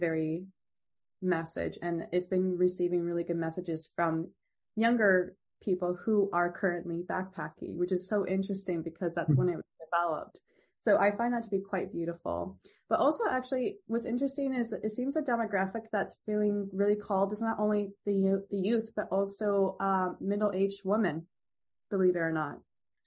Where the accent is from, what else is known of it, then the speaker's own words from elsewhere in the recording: Ontario, Canada; I'm originally from Ontario